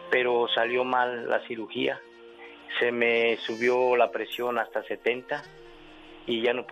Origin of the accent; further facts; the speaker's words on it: Mexico City, Mexico; now in Atlanta, United States; En el Distrito Federal, en el DF.